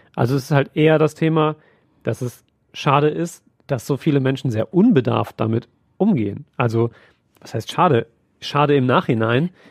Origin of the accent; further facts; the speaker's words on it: Siegen area, North Rhine-Westphalia, Germany; ich komme ja aus dem Siegener Raum